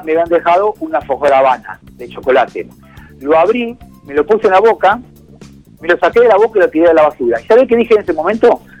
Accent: Argentina; a mí me escuchan hablar español y bien argentino. No soy francés, ni italiano, ni suizo

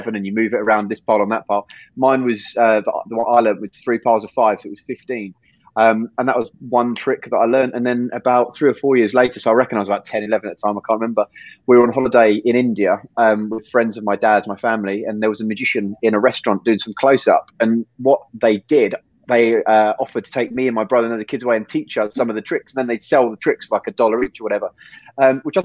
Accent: England, United Kingdom; So I was born in England when I was zero, and then 1 to 15, 16, we were in Spain

